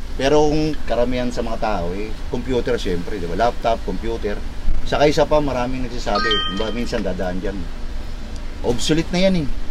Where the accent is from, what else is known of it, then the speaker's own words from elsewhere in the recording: Manila, Metro Manila, Philippines; pag dito ka lumaki sa Maynila